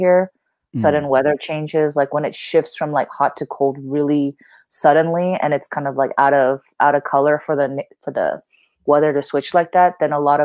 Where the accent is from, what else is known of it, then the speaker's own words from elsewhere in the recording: California, United States; also born or lived in Korea; I came from California